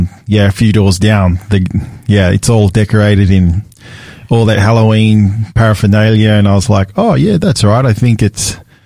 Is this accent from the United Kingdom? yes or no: no; Sydney, New South Wales, Australia; I remember growing up in Australia and I grew up in Sydney.